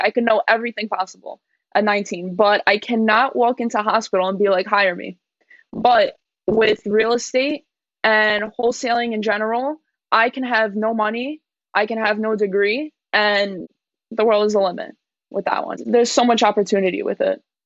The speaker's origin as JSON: {"language": "English", "region": "New York", "country": "United States", "said": "I'm from New York. My parents came here at a very young age from Poland"}